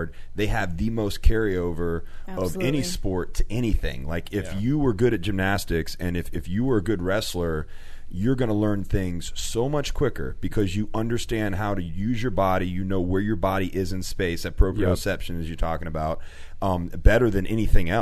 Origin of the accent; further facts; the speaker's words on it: Florida, United States; we lived in Florida, so it never got below, like, 75